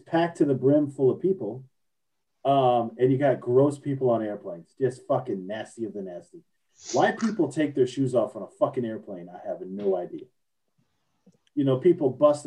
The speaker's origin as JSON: {"language": "English", "region": "Florida", "country": "United States", "tie": "born or raised there", "moved": "yes", "said": "Although my parents live in Tennessee, I grew up in Florida."}